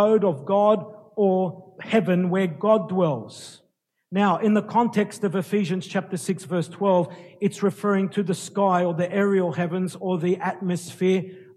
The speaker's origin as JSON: {"language": "English", "town": "Sydney", "region": "New South Wales", "country": "Australia", "tie": "born or raised there", "said": "I was born in Sydney, lived in Sydney all my life"}